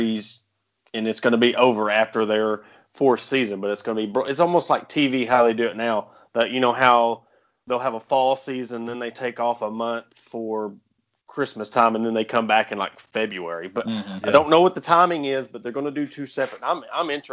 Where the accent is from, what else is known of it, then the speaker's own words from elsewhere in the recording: Ozark, Arkansas, United States; I was born and raised in Ozark